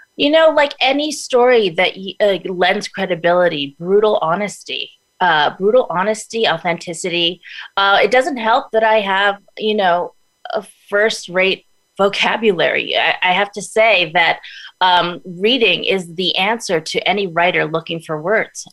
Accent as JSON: {"language": "English", "town": "New York City", "region": "New York", "country": "United States", "tie": "born or raised there", "moved": "yes", "lives_now": "Los Angeles, United States", "said": "I was born in Brooklyn, New York, Brooklyn Heights"}